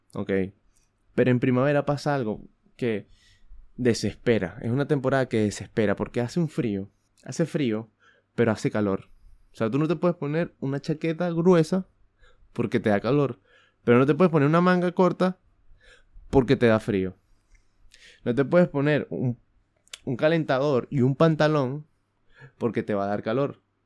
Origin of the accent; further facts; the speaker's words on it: Venezuela; moved away; yo soy de Venezuela